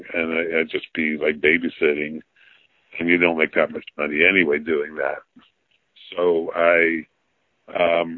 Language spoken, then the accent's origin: English; New York City, New York, United States; So I never left the borough.